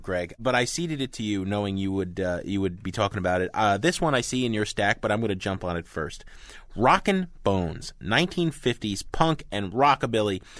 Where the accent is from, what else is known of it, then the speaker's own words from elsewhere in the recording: United States; I'm an American, not a Brit